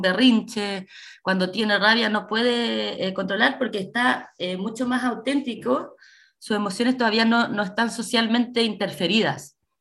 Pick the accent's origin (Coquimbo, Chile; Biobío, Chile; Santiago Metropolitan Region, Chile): Coquimbo, Chile; also born or lived in San Antonio; somos de acá, somos de Coquimbo